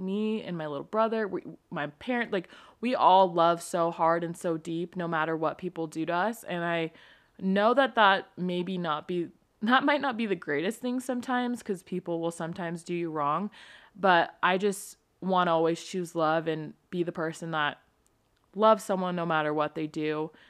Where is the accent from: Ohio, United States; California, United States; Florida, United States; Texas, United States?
California, United States; now in Utah, United States; I'm from California.